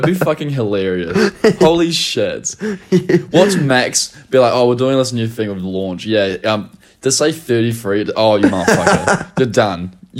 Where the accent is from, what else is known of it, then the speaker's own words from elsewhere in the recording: New Zealand; accent: Kiwi; I'm someone from New Zealand with a Kiwi accent talking